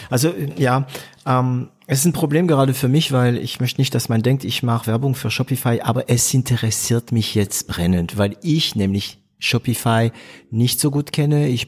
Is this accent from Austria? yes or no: no; France; natürlich als Franzose normalerweise tendiere ich zu PrestaShop